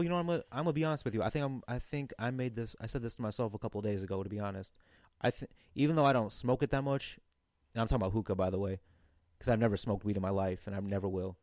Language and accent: English; St. Louis, Missouri, United States; I was born in North County, Saint Louis